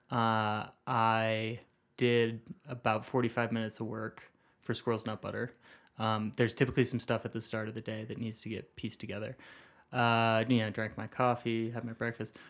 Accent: St. Louis, Missouri, United States; now in Flagstaff, United States; I'm from Saint Louis

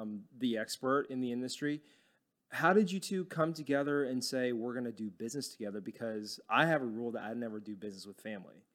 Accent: Dallas, Texas, United States; I grew up in Dallas and it's, it's really flat

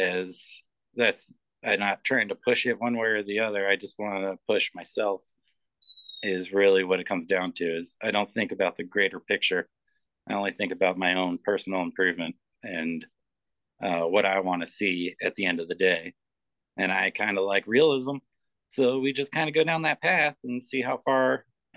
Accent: Philadelphia, Pennsylvania, United States; moved away; where I grew up in Philadelphia, there was the Rodin Museum.

